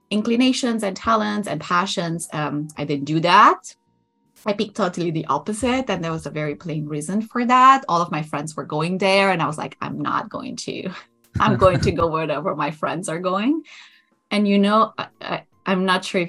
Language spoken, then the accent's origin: English; Romania; moved away as an adult; also born or lived in Germany / Barcelona, Spain; now in Netherlands; We grew up in Romania, and I was born in 86.